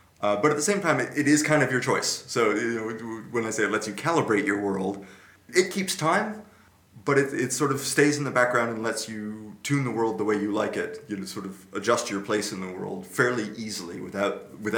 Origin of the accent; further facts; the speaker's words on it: Santa Clara, California, United States; now in Netherlands; my hometown college radio station, KSCU